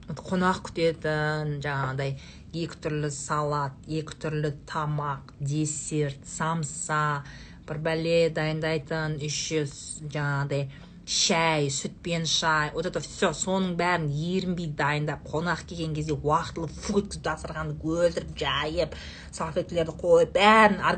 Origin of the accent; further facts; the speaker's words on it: Saryagash, Turkistan Region, Kazakhstan; moved away; also born or lived in Shardara; бізде сарыағаштағы үйде